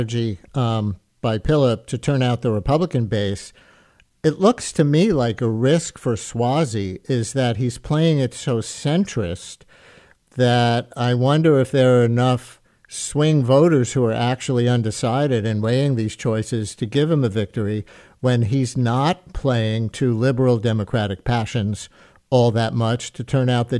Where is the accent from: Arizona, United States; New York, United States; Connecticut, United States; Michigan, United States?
New York, United States; New York City; I grew up in the Queens part of that district